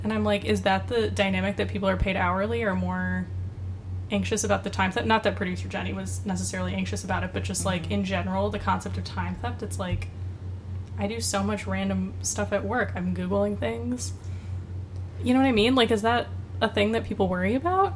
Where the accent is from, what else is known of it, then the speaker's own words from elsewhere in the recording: Michigan, United States; now in New York, United States; in my home state of Michigan